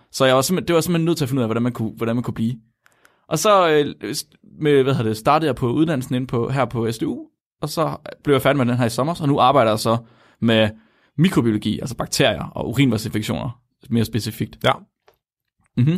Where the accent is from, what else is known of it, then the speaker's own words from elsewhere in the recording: West Jutland, Central Denmark Region, Denmark; jeg kommer fra Vestjylland